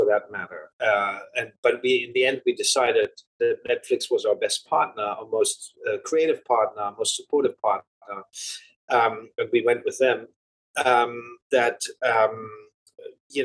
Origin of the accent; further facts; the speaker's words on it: Germany; When you grow up in Germany